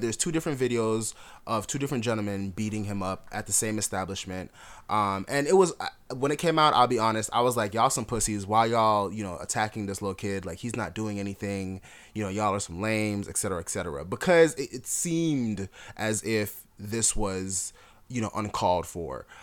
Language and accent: English; Jamaica; also born or lived in Miami, South Florida, United States; now in Atlanta, United States; I'm Jamaican. I'm a completely different kind of black. When I moved to America